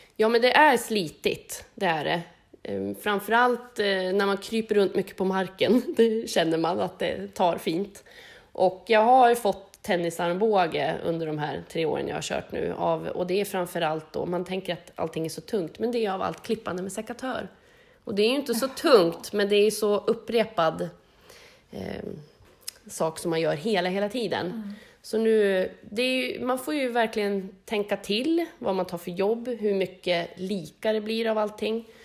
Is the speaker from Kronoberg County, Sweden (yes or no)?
no; Harbo, Uppsala County, Sweden; now in Hässelby, Sweden; jag är ju uppväxt i Harbo, bor i Hässelby